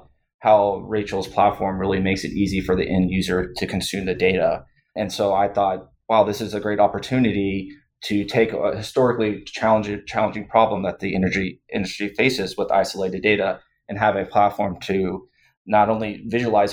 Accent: Houston, Texas, United States; I'm a lifetime born and raised in Houstonian.

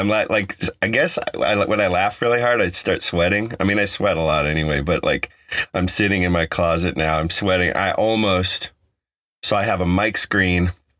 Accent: Colorado, United States; But growing up on the Front Range, I would listen and there's no accent. And then I moved to, you know, California, and I guess there's a drawl there. I've been told that I have a Californian accent

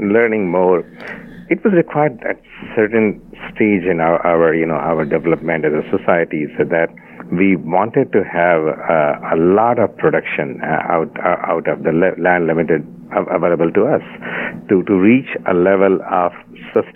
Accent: India; I was born and brought up in India

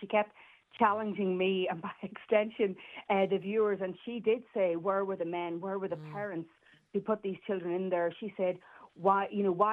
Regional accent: Northern Ireland, United Kingdom; I'm from Northern Ireland

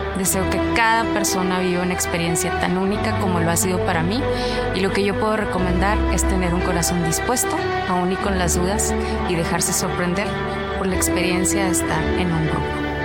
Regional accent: Monclova, Coahuila, Mexico; moved away as an adult; now in Monterrey, Mexico; nací en Monclova, Coahuila, crecí en un hogar con amor y unión familiar

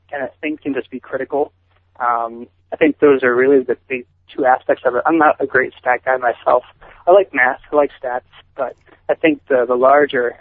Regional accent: central New Jersey, United States; also born or lived in Pennsylvania; now in Connecticut, United States; I have lived in the Northeast my entire life. I grew up in New Jersey, central New Jersey, by the shore

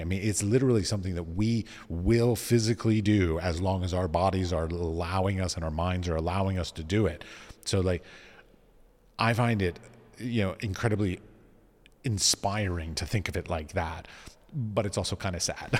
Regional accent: Washington, District of Columbia, United States; moved away; I was raised in Washington, D C

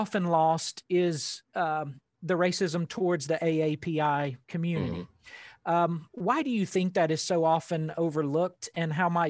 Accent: Arkansas Delta, United States; accent: Southern; I grew up in the Arkansas Delta.

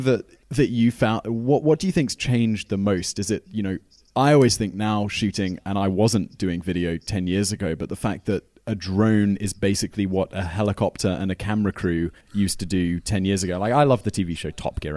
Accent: United Kingdom; as a British person

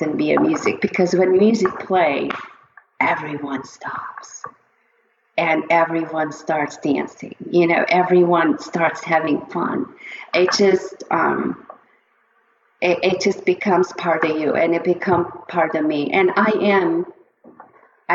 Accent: Çivril, Denizli, Turkey; moved away; the part of the town that I grew up in Turkey is Denizli Çivril.

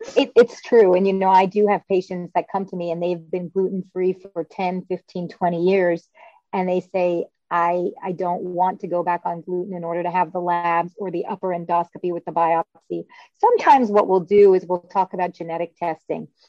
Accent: Louisville, Kentucky, United States; moved away as an adult; also born or lived in Cambridge, Massachusetts / Boston, Massachusetts / Chicago, Illinois; now I'm practicing back in my hometown of Louisville, Kentucky.

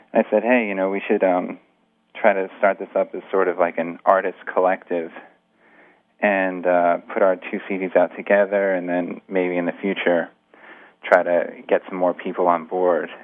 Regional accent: Greenwich, Connecticut, United States; also born or lived in New York City; I was born in New York City, and then when I was about five, my parents we moved out to Greenwich, Connecticut, which is just a suburb

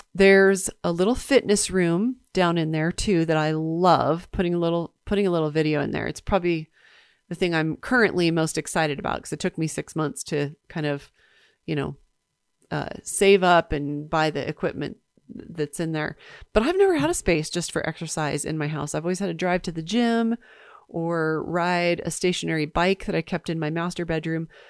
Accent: East Coast, United States; now in Park City, United States; I grew up in the East Coast

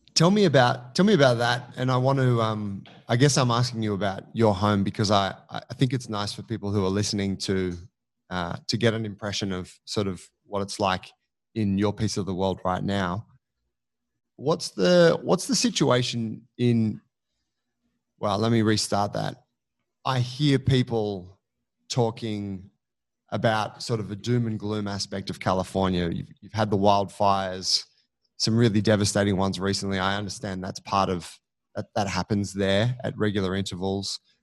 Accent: Sydney, New South Wales, Australia; I'm from Sydney, Australia

